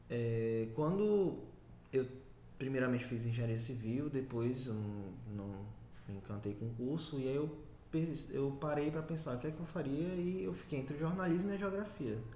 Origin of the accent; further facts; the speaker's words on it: Bahia, Brazil; also born or lived in São Paulo; eu nasci em São Paulo, mas cresci no interior da Bahia, de, né, da, do início da, dos meus dois anos até basicamente o fim da minha adolescência.